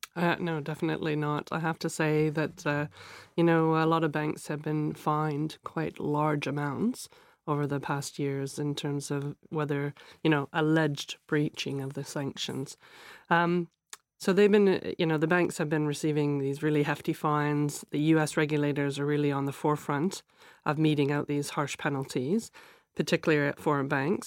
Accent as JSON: {"language": "English", "country": "Canada", "moved": "yes", "lives_now": "London, United Kingdom", "said": "As a Canadian living in London, but also I'm a UK citizen"}